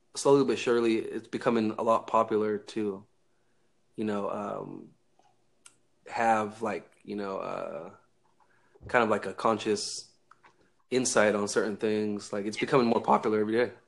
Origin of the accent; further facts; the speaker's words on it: Northern California, United States; I'm from uh, Northern California